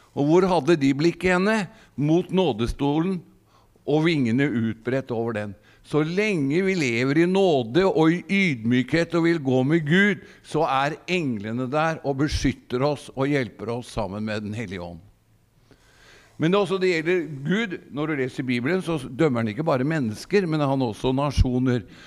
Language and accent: Norwegian; Gudbrandsdalen, Innlandet, Norway; moved away; jeg er jo gudbrandsdøl.